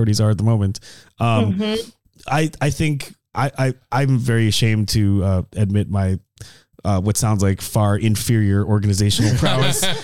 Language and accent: English; Colorado, United States; I grew up in Colorado